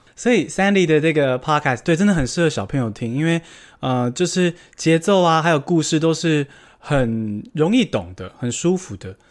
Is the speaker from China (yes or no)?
no; Taiwan; 我也是土生土长，台湾人